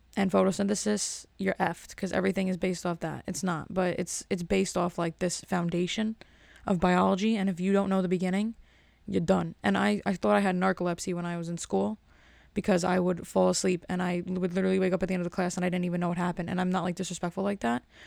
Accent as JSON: {"language": "English", "town": "Elizabeth", "region": "New Jersey", "country": "United States", "said": "I'm from Elizabeth"}